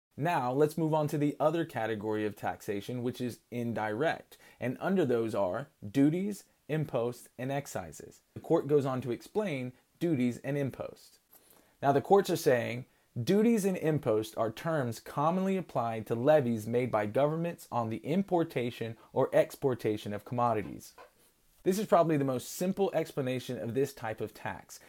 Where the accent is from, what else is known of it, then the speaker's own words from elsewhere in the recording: United States; as American citizens